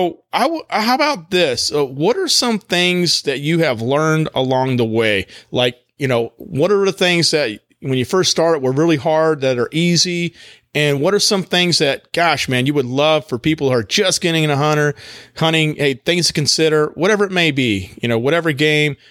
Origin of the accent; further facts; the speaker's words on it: Texas, United States; now in North Carolina, United States; I grew up actually in Texas